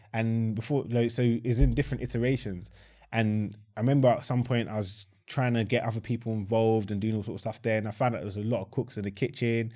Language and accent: English; Croydon, London, United Kingdom; I was born in Croydon